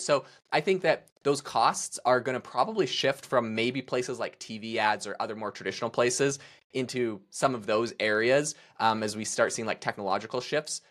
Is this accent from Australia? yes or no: no; Canada; I'm obviously Canadian. I can't even vote in America.